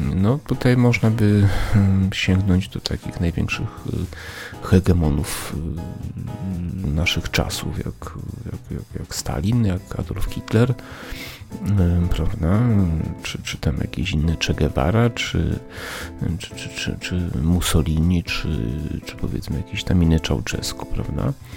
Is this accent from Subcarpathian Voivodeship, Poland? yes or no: yes; Przemyśl, Subcarpathian Voivodeship, Poland; moved away; moje rodzinne miasto Przemyśl